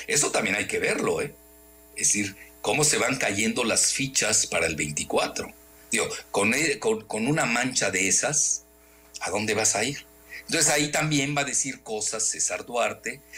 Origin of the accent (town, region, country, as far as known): Mexico